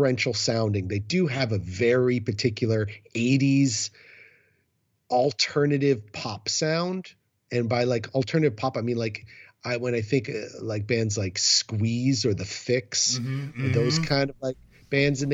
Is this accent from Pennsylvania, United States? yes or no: no; New York City, New York, United States; now in Boston, United States; I'm from Manhattan